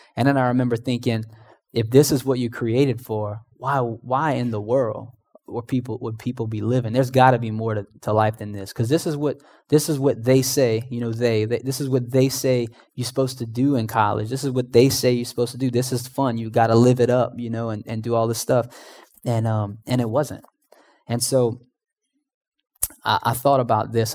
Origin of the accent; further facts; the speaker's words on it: Houma, Louisiana, United States; moved away; I was originally from Homa. I don't know if you guys know where Homa's at, but it's about two hours southeast of here